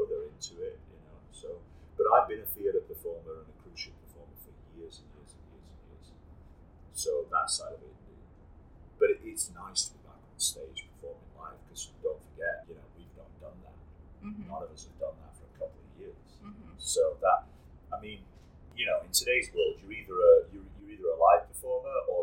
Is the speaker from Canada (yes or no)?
no; England, United Kingdom; I'm born and raised in England